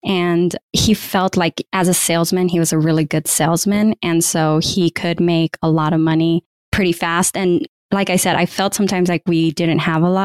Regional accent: California, United States; also born or lived in Michigan / San Francisco; I'm originally from California. That's where I was living. But my university was in Michigan

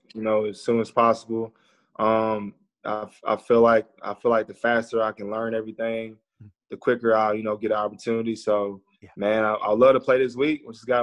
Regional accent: Tennessee, United States; born or raised there

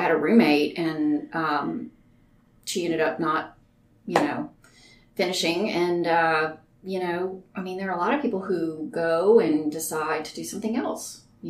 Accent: Spokane, Washington, United States; born there; also born or lived in Virginia / Arkansas; So, but I was born in Spokane. On an Air Force base up there. My dad was in the Air Force.

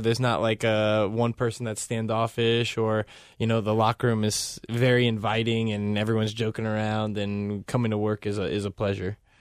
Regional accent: Cincinnati, Ohio, United States; born or raised there; moved away as an adult; also born or lived in Toronto

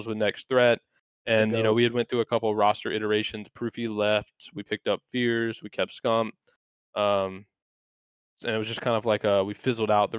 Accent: North Carolina, United States; I'm from North Carolina, so like I'm like a couple hours from the beach.

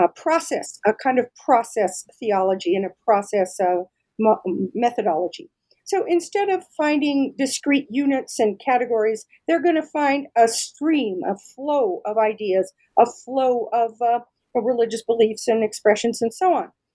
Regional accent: Denver, Colorado, United States; I'm from Denver, Colorado, and I'm really, really lucky that I was able to find a position right here in my own hometown

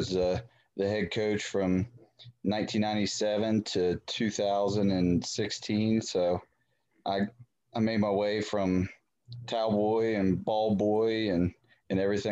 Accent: Elkins, West Virginia, United States; also born or lived in Fairmont, West Virginia; I was born and raised in Elkins

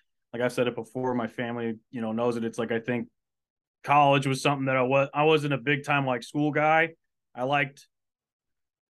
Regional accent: Washington, United States; moved away as an adult; also born or lived in California; now in Buies Creek, United States; Born and raised in Washington State, about an hour south of the Canadian border, so about an hour and a half northeast of Seattle

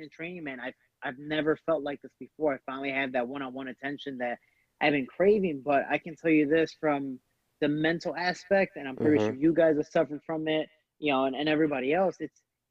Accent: Chicago, Illinois, United States; also born or lived in Cicero, Illinois; I grew up in the McKinley Park neighborhood and then eventually awesome. Moved okay. over to Cicero. So I've been in Cicero pretty much all my life ever since I think I was 10 years old. And, man, you know, Chicago born and raised

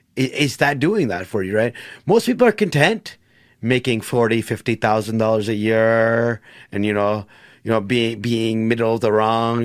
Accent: United States; My dad chose to move to America. Brought my mom with them. They had me and my siblings.

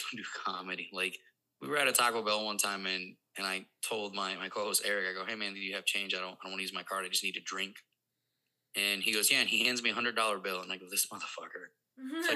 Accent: Puerto Rico; first language Spanish; English is a second language; moved away as an adult; now in Missouri, United States; growing up in Puerto Rico

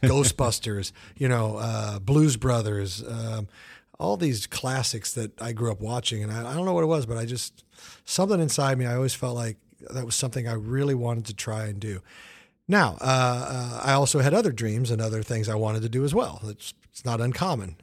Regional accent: Kansas City, United States; moved away; Kansas City is a great town. It's my hometown

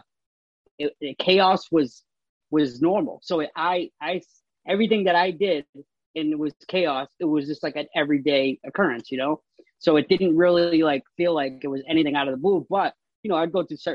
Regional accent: Marlborough, Massachusetts, United States; also born or lived in Framingham, Massachusetts; now in Worcester, United States; I was born in Framingham, but I was raised out of Marlboro, Mass.

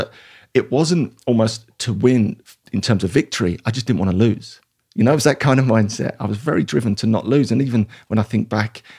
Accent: Dagenham, London, United Kingdom; So I grew up in East London, a place called Dagenham or Dargingham, if you want to be posh, because it's not very posh. It's very blue collar, working class, I guess humble beginnings, but I loved it there.

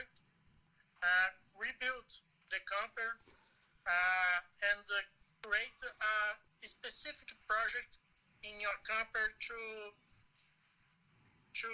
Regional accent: Belo Horizonte, Minas Gerais, Brazil; English is a second language; We are from Belo Horizonte, Minas Gerais

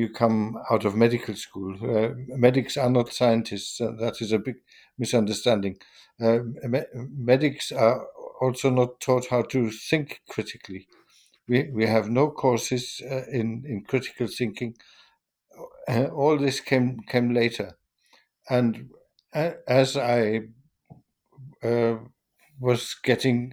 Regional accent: Germany; moved away as an adult; also born or lived in Hanover, Germany / Vienna, Austria; I was born in Germany

